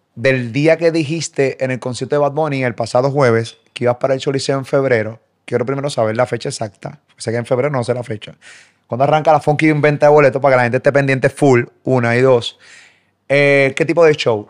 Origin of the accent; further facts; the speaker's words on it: Puerto Rico; yo soy puertorriqueño